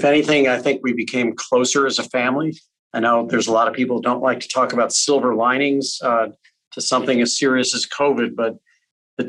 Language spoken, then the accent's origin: English; St. Louis, Missouri, United States; now in New York City, United States; Growing up in St. Louis, where the hospitality was just fantastic